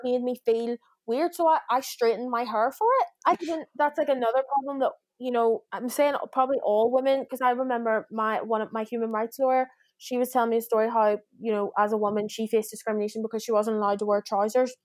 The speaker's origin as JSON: {"language": "English", "town": "Belfast", "region": "Northern Ireland", "country": "United Kingdom"}